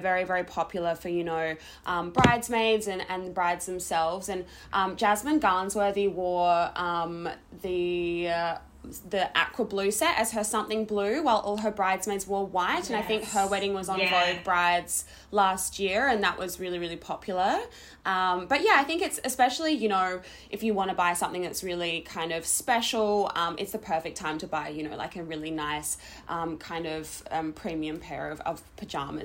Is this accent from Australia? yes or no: yes; Adelaide, South Australia, Australia; we're both originally from Adelaide